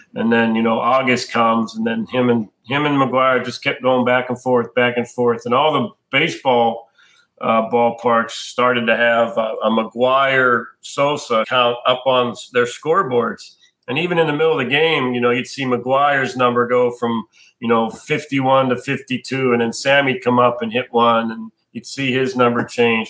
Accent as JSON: {"language": "English", "town": "Pittsburgh", "region": "Pennsylvania", "country": "United States", "tie": "born or raised there", "also_born_or_lived": "Indiana", "said": "I'm from Pittsburgh, so I grew up a huge Pirates fan"}